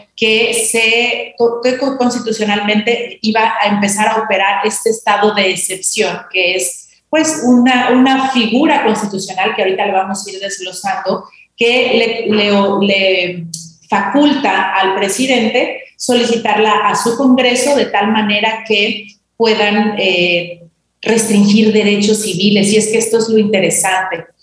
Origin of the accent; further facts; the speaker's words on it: Mexico; como sociedad mexicana